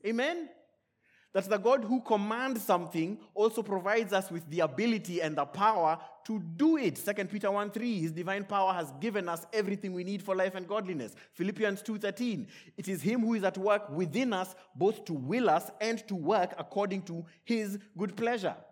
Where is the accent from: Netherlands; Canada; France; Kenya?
Kenya; born and raised in Kenya